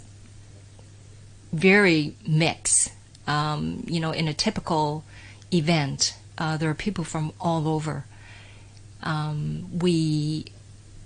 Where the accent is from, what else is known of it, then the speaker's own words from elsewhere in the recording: Canada; moved away as an adult; now in Hong Kong; I originally from Hong Kong, many people are aware, but I grew up in Canada.